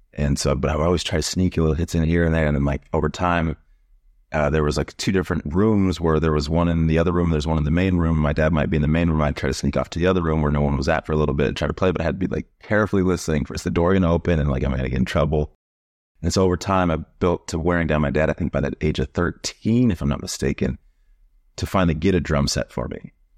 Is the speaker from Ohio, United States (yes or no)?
no; Yuma, Arizona, United States; also born or lived in Fort Lauderdale, Florida / Miami, Florida; now in New York City, United States; I'm originally from a small desert city in Arizona called Yuma